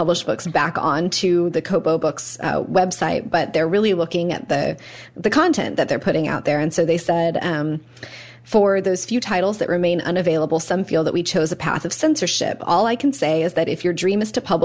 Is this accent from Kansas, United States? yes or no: yes; Kansas, United States; we are from Kansas